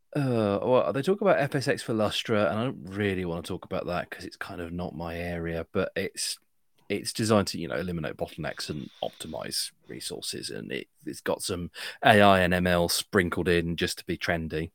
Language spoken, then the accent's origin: English; United Kingdom; I'm British